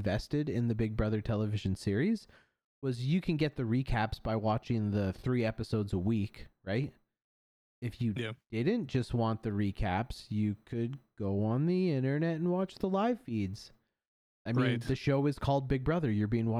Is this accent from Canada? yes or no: yes; Canada; I say that as a Canadian. I love my country